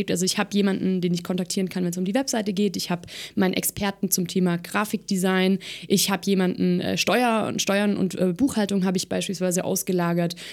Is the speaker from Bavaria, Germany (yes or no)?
no; Baden-Württemberg, Germany; Ich sage natürlich ganz klar momentan Baden-Württemberg. Ähm, ich komme selber hier aus Baden-Württemberg.